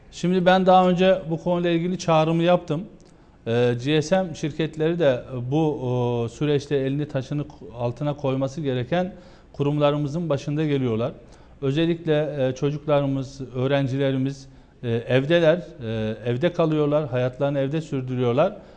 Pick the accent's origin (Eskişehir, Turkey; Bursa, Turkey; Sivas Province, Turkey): Eskişehir, Turkey; Geceköy, Günyüzü; now in Ankara, Turkey; bizim köyümüz Ankara'ya yakın. Eskişehir'in e, Günüzlü ilçesi Geceköy'ü.